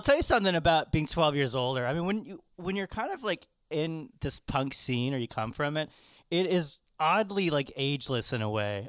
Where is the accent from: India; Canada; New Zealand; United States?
Canada